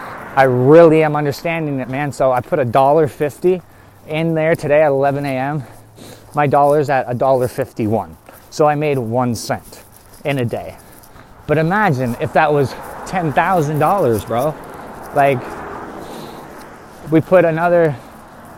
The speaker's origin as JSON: {"language": "English", "country": "Canada", "tie": "born or raised there", "said": "we're from Canada"}